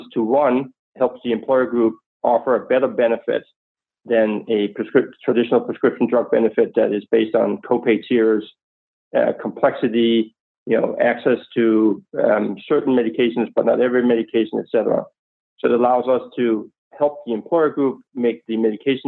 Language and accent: English; Copenhagen, Capital Region of Denmark, Denmark; moved away; as you can hear from my accent, I'm not exactly from Oklahoma, but nonetheless, I grew up in Copenhagen, Denmark